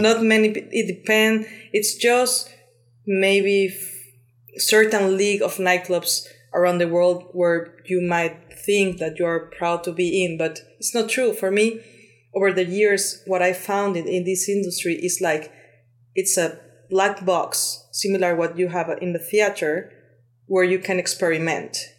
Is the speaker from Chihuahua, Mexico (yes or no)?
no; Cuernavaca, Morelos, Mexico; moved away as an adult; now in Barcelona, Spain; I'm Mexican. I was born and raised in Mexico